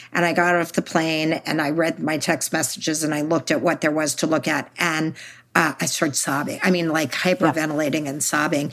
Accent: Texas, United States; I'm from Texas

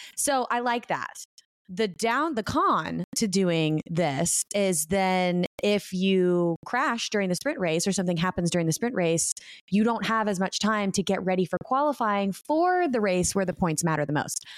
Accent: United States; my country, my home country of America

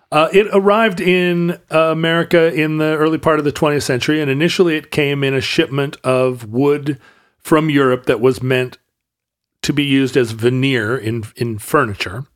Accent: the Northwest, Pacific Northwest, United States; growing up in the Northwest

